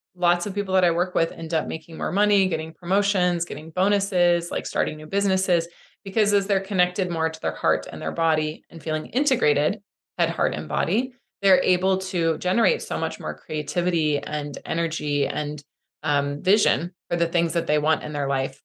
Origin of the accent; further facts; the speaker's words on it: Midwest, United States; I grew up in the Midwest